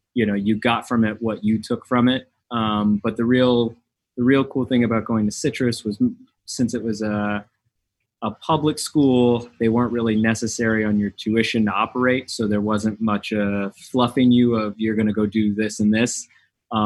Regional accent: Riverside County, Inland Empire, Southern California, United States; now in Miami, United States; I grew up in Southern California, kind of Riverside County, Inland Empire

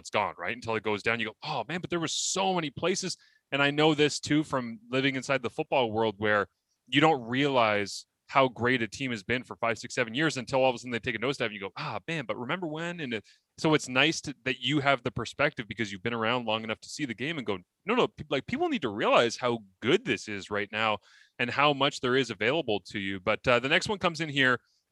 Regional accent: Canada

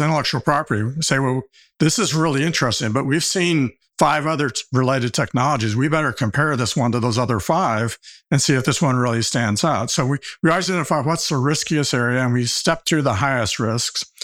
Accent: Arkansas, United States; also born or lived in Stanford, California; I came, came back to my home state of Arkansas where all my family has

